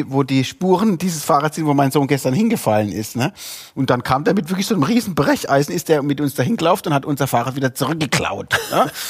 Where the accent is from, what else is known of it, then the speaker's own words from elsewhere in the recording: Bremen, Germany; Ich bin gebürtiger Bremer.